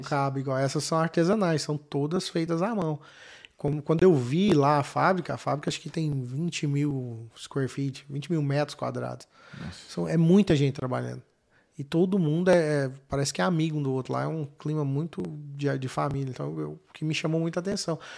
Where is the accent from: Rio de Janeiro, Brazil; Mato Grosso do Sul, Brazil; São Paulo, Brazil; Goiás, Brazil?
Goiás, Brazil; Goiânia; moved away; Goiânia, né? Sou de Goiânia.